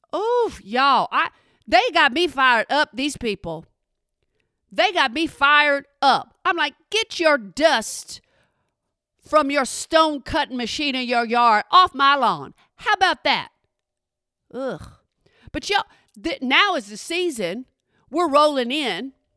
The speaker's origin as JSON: {"language": "English", "region": "Texas", "country": "United States", "said": "I'm from Texas"}